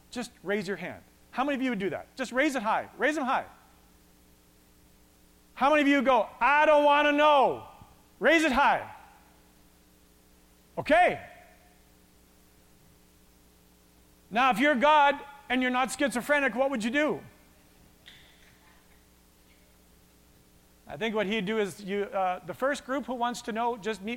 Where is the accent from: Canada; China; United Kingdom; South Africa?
Canada; Westlock, Alberta; I grew up in Westlock